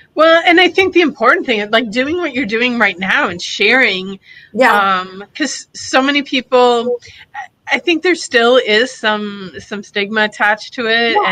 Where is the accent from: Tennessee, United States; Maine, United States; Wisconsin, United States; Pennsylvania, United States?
Wisconsin, United States; also born or lived in Florida; now in Fort Lauderdale, United States; I'm originally from Wisconsin, a good a good old Midwestern girl, and but I've lived down in Florida for 20 plus years